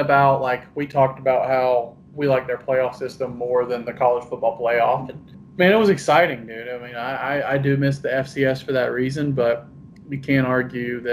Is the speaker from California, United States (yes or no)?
no; Statesboro, Georgia, United States; I was born in Statesboro. I grew up going to Georgia Southern games